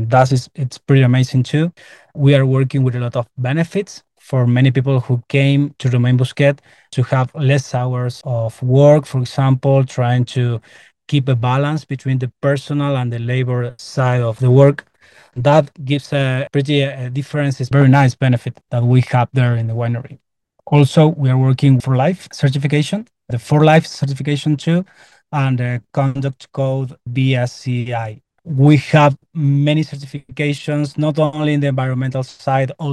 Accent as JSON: {"language": "English", "town": "Tupungato", "region": "Mendoza", "country": "Argentina", "said": "including myself, we are from Chupungato, that is a region inside Uco Valley"}